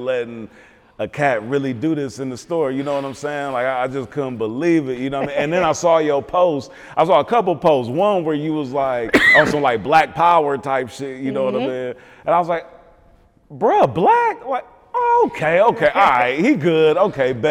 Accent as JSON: {"language": "English", "town": "Milwaukee", "region": "Wisconsin", "country": "United States", "said": "I'm from Milwaukee"}